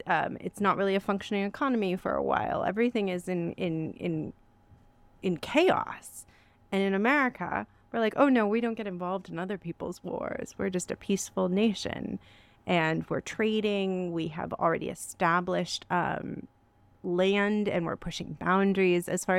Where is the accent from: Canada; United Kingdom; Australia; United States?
United States; California; It's funny as a Californian, because we're very much about making our own stories and creating narratives